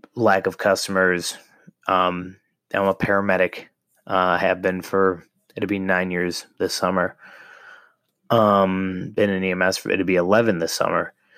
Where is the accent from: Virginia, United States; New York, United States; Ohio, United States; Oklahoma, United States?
Ohio, United States; moved away; I'm originally from Ohio